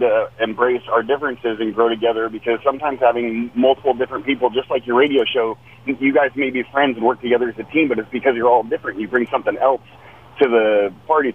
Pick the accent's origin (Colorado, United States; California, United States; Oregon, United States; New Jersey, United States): Oregon, United States; I'm from Oregon